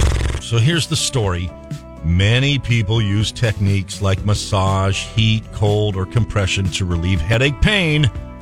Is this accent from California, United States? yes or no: yes; Atascadero, California, United States; I grew up in Atascadero. I walked on this road every day of my life for like 18 years.